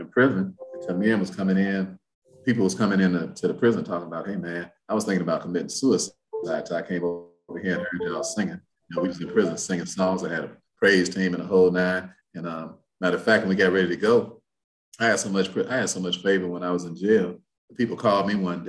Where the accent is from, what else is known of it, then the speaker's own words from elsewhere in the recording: Chicago, Illinois, United States; moved away; also born or lived in Indianapolis, Indiana; I'm from Chicago